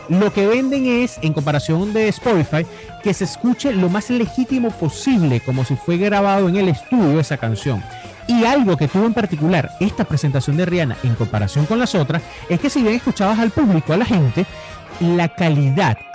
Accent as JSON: {"language": "Spanish", "country": "Venezuela", "said": "Nosotros, nosotros que venimos de la Venezuela de Chávez"}